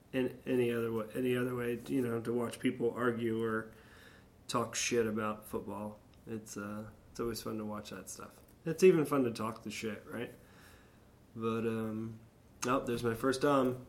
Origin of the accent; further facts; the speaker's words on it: Florida, United States; also born or lived in the North (US); coming down here at a young age and growing up in Florida